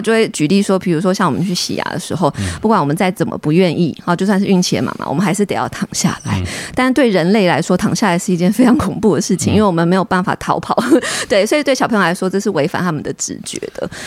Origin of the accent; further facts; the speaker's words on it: Taiwan; 我们台湾人